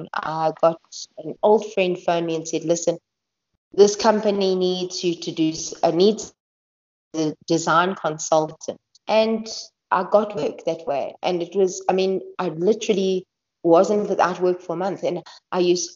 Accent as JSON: {"language": "English", "country": "South Africa", "said": "as a South African"}